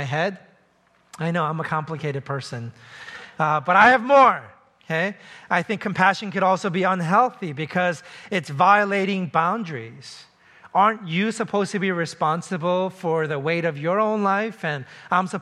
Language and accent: English; New York City, New York, United States; I grew up in New York City